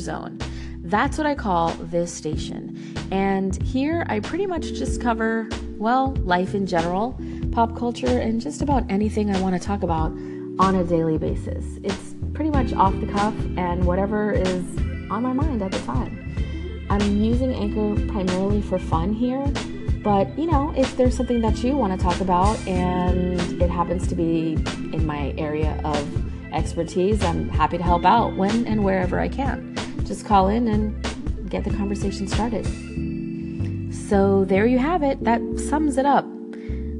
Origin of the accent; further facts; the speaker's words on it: South Florida, United States; now in North Carolina, United States; I'm originally from South Florida, but now I live along the beautiful coast of North Carolina.